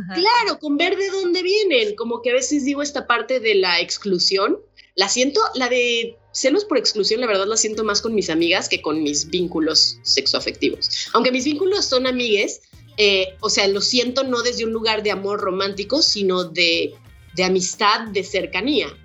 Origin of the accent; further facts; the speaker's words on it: Guadalajara, Jalisco, Mexico; soy una morra mexicana, soy de Guadalajara